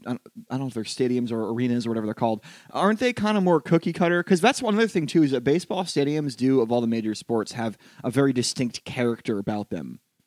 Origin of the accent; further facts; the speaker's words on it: Connecticut, United States; I'm from Connecticut, very white.